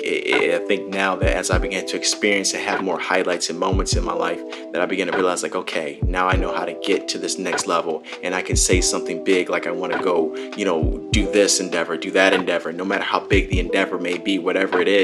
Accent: Palos Hills, Illinois, United States; moved away as an adult; now in California, United States; my hometown of Palos Hills all the way to California, where I'm at, you know, currently as I'm doing this recording

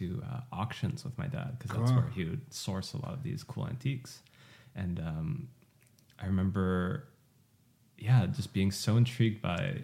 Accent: Montreal, Quebec, Canada; also born or lived in Seoul, South Korea / Vancouver, Canada; I was born in Korea and then moved to Montreal when I was 4

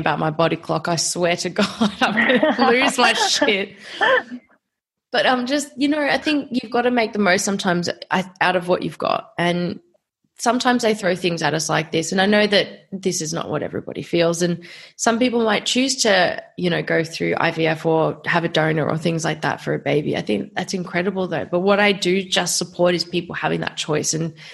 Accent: Australia; as an Australian citizen

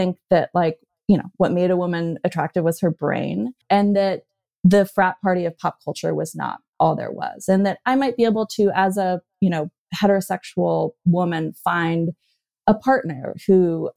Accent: Berkeley, California, United States; when I grew up in Berkeley, California, I was raised by a couple of Berkeley hippies

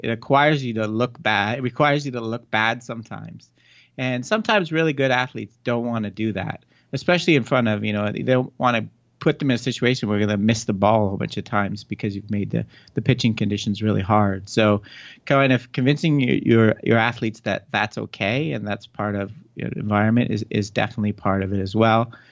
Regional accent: Canada; moved away as an adult; also born or lived in Ontario, Toronto area; now in Arizona, United States; I'm from Canada originally.

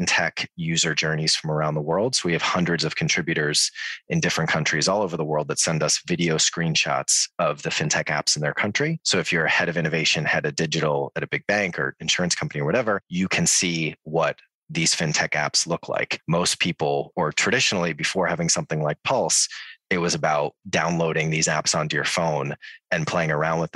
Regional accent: Boston, Massachusetts, United States; moved away as an adult; now in London, United Kingdom; So I am American originally. I'm from Boston.

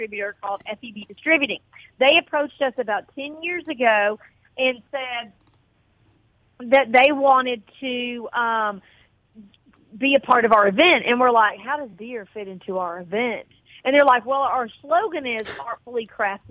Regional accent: Ocean Springs, Mississippi, United States; also born or lived in North Alabama; I was born in Ocean Springs. I haven't always lived in Ocean Springs. I grew up in a small town in North Alabama.

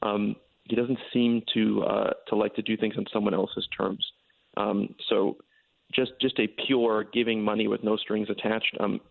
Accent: Stamford, Connecticut, United States; I grew up in Stamford, yes.

